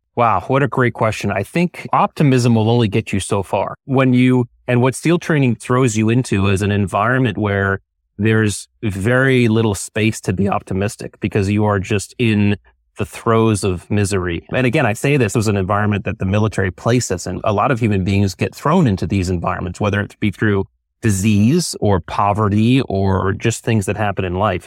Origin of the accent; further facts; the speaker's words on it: Connecticut, United States; I grew up in Connecticut